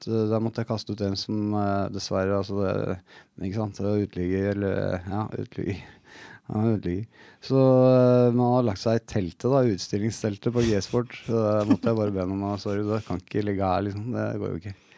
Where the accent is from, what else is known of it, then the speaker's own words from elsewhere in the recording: Oslo, Norway; på et sted rett ved siden av der jeg vokste opp